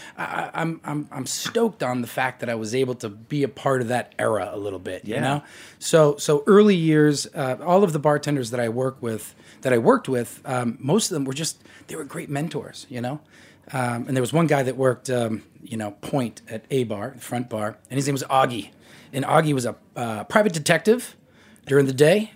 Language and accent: English; Boston, Massachusetts, United States; Division III school in Boston, Massachusetts, my hometown